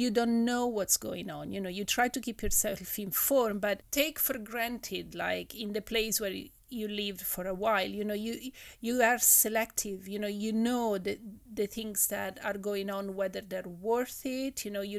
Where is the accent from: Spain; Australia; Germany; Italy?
Italy; Rome, Lazio; moved away as an adult; also born or lived in Wales / Hong Kong / New York; now in London, United Kingdom; I am originally from Italy, but I have been moving pretty much everywhere since I was about 22. I've moved from Rome, where I'm from originally when I was born, in Italy, to London, from London to Hong Kong, from New York back to London.